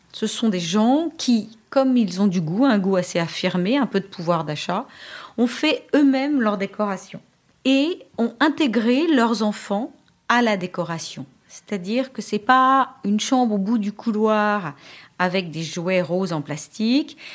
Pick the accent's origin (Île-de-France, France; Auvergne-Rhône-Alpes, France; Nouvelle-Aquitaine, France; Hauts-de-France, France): Île-de-France, France; Paris; je suis parisienne, je passe mon bac à Paris